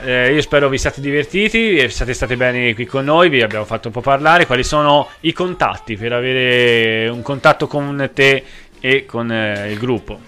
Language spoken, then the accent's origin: Italian; Tuscany, Italy; sono toscano